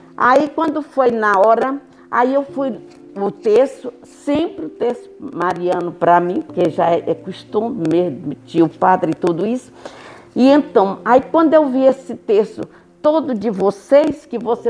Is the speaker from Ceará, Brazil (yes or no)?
yes; Fortaleza, Ceará, Brazil; now in São Paulo, Brazil; eu sou de Fortaleza, mas eu moro em São Paulo